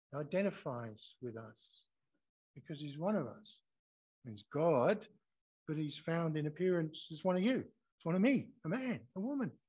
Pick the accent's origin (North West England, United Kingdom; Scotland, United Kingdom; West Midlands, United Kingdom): Scotland, United Kingdom; now in Australia; especially as I came here from Scotland